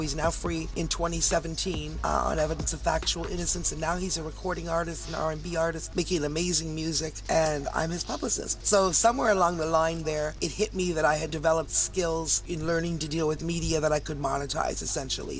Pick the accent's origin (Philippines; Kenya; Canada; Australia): Canada; Toronto, Ontario; now in Hamilton, Canada; I'm a Canadian girl, Toronto girl, and I live about 40 minutes from Toronto in a city called Hamilton